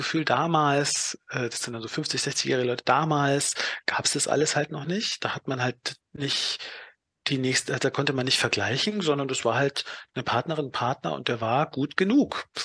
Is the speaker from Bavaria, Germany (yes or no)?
yes; Donauwörth, Bavaria, Germany; also ich komme aus Donauwörth, wenn ich dann so irgendwie mit Leuten wieder aus Donauwörth Kontakt habe